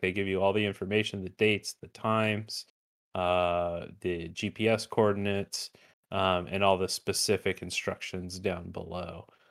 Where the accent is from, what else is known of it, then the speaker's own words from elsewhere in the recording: Glendale, Arizona, United States; this is going to be in my hometown this year